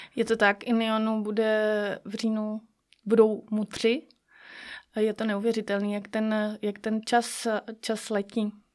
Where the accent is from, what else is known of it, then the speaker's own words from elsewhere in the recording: Sokolov, Karlovy Vary Region, Czechia; jsem sokolka ze Sokolova